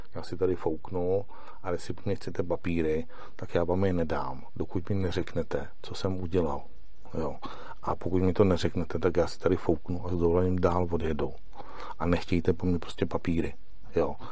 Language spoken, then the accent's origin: Czech; Czechia; já jsem z České republiky